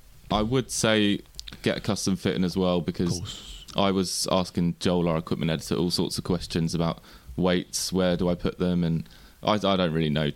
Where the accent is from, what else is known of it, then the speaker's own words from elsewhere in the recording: England, United Kingdom; That's just a bad part of being an English golfer, I guess.